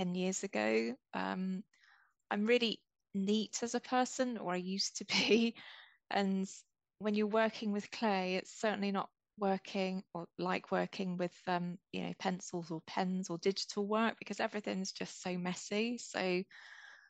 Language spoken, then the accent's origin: English; near Coventry, West Midlands, United Kingdom; also born or lived in London; my family are Scottish. I was born in the Midlands, and I live in a village that's pretty close to Coventry. I've been here most of my life